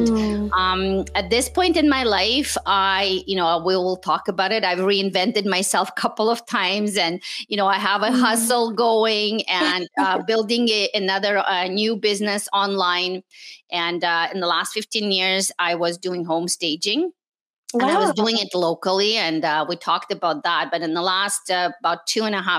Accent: Montreal, Quebec, Canada; English is a second language; also born or lived in Moscow, Russia; I was born in Moscow, Russia. And my family immigrated to Canada in the late 70s. So we actually live in Montreal. And I went to school in French, and then I learned English

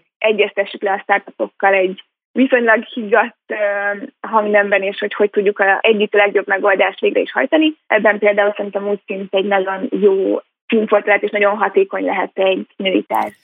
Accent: Hungary; also born or lived in Munich / Los Angeles; már gyerekkoromban itthon Magyarországon egy amerikai iskolába jártam

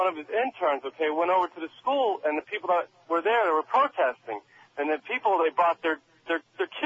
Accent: Miami, Florida, United States; I was brought up in Miami

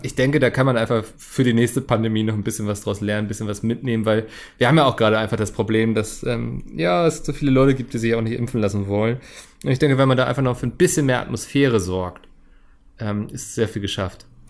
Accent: Hamburg, Germany; bin ja Hamburger.

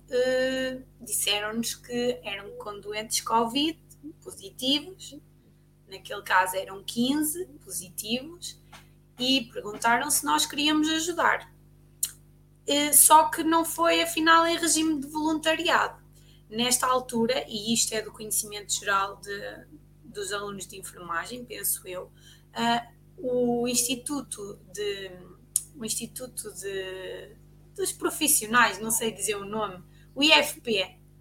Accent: Ovar, Aveiro District, Portugal; nós somos do OVAR

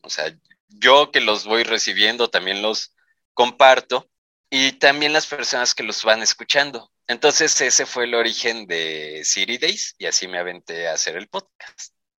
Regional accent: Mexico

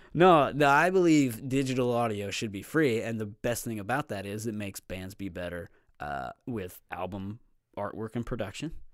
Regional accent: Platte City, Missouri, United States; also born or lived in Texas; Platte City, Missouri. I was born in Texas

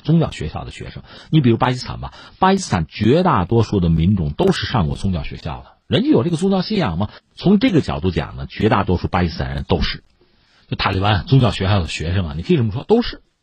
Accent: China; 我们作为中国人

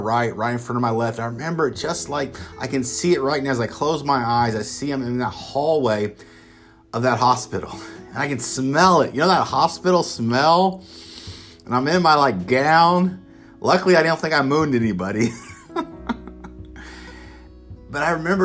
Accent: Emporia, Kansas, United States; I'm originally from Kansas, so at the time I was at KU Medical Center, and this is downtown Kansas City, Kansas, and I thought it was like my hometown of Emporia

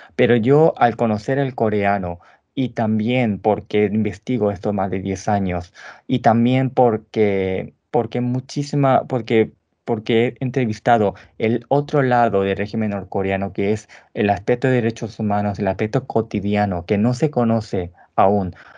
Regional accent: Paraguay; nací en Paraguay hace 33 años.

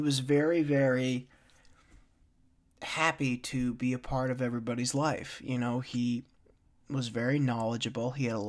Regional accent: Tanglewood, United States; I mean, I grew up in Tanglewood, ladies and gentlemen, and in Tanglewood, at that point in time in the 90s, it was hit or miss.

